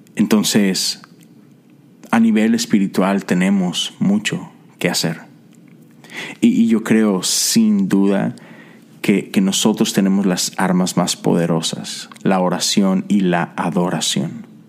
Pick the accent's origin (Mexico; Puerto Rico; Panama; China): Mexico; soy mexicano